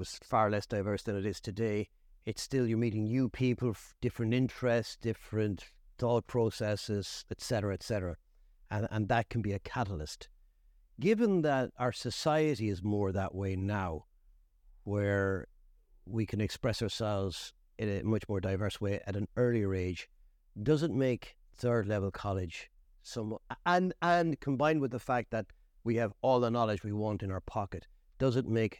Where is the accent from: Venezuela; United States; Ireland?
Ireland; Kilkenny, Leinster; I'm from Kilkenny, and people don't peg it from Kilkenny. They know it's Irish, but they don't know exactly where from in Ireland.